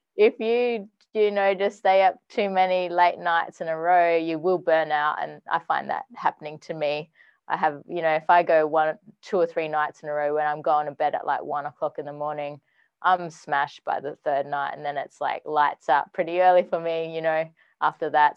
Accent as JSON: {"language": "English", "town": "Perth", "region": "Western Australia", "country": "Australia", "moved": "as an adult", "lives_now": "Sydney, Australia", "said": "I'm actually from Perth, Western Australia originally"}